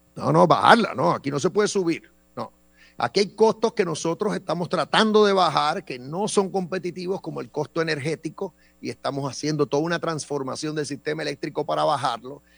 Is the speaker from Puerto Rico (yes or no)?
yes; Puerto Rico; mientras nosotros seamos ciudadanos americanos